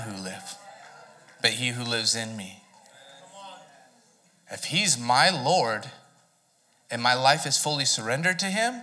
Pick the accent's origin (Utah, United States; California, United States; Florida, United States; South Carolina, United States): California, United States; Southern; moved away; I was from Southern California, one of the most temperate climates in the world